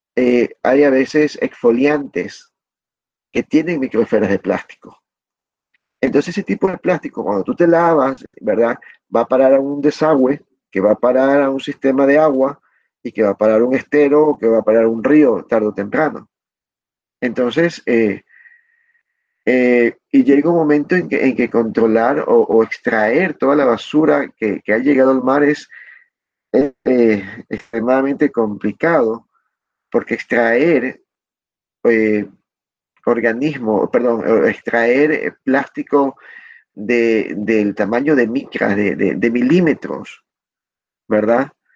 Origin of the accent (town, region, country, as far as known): Ecuador